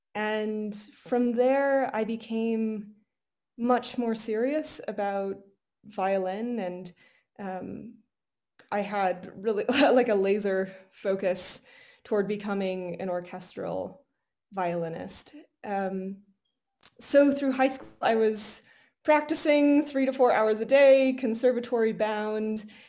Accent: Golden, Colorado, United States; I was born in Golden, Colorado, so really close oh. to where we are

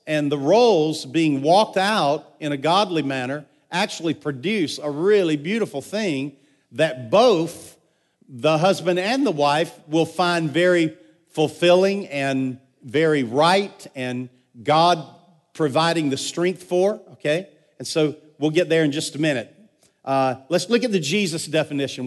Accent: United States; I'm an American.

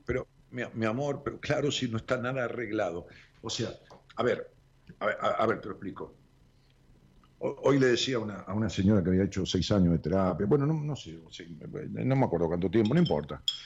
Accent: Haedo, Buenos Aires Province, Argentina; Aedo, Aedo es, donde nací.

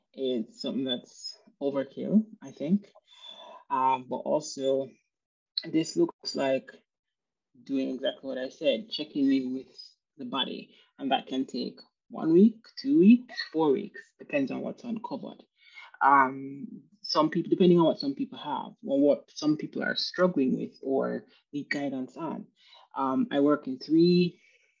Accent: Jamaica; moved away; I'm from Jamaica. So at the time when I lived in Jamaica

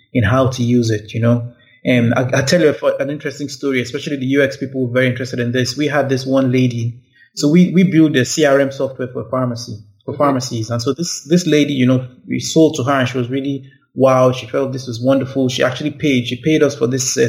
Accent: Abuja, Federal Capital Territory, Nigeria; I grew up in Abuja

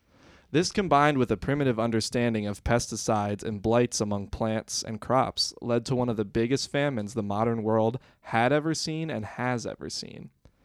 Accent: Ohio, United States; born or raised there

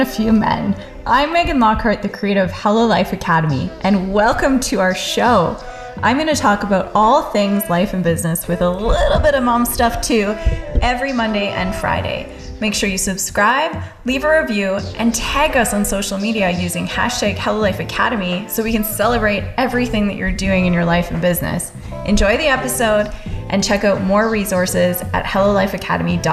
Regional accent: Timmins, Ontario, Canada; I'm from Timmins, Ontario

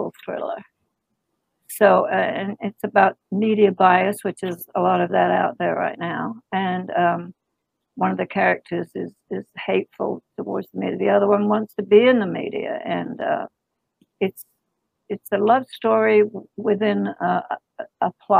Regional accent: England, United Kingdom; moved away; I was born and raised in England

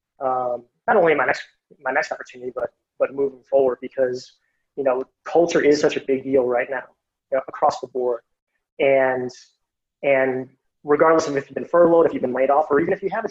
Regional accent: Chicago, Illinois, United States; I'm from Chicago and actually grew up on the southwest side of the city

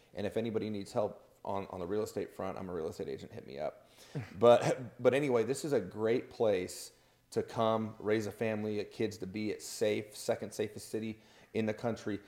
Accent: Portland, United States; also born or lived in Madison; now in Idaho, United States; I'm from Portland

